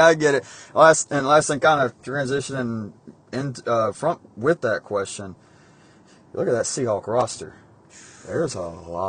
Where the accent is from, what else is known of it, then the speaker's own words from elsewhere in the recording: Georgia, United States; I'm from Nowheresville, Georgia.